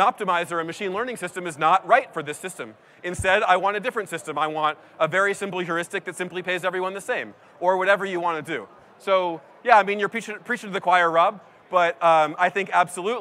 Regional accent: East Coast, United States; now in San Francisco, United States; I grew up on the East Coast

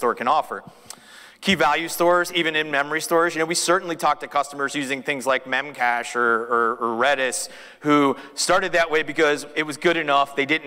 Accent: Austin, Texas, United States; I'm from Austin, Texas

